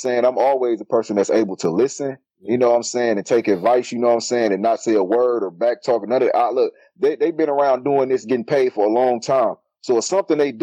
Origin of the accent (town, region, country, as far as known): Milwaukee, Wisconsin, United States